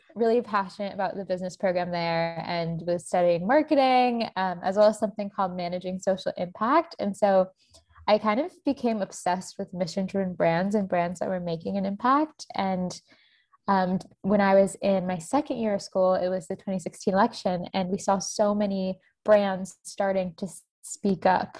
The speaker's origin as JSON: {"language": "English", "town": "Tampa", "region": "Florida", "country": "United States", "tie": "born or raised there", "also_born_or_lived": "Boston", "moved": "as an adult", "said": "I grew up in Tampa, Florida"}